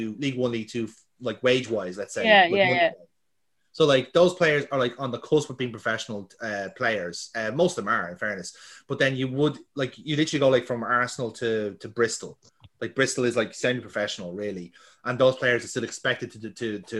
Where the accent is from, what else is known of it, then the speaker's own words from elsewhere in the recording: Ireland; We are Irish football fans.